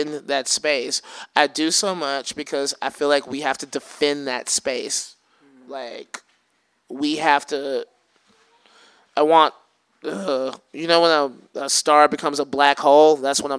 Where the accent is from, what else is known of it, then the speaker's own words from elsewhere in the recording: Alabama, United States; also born or lived in Bay Area; now in Oakland, United States; growing up in Alabama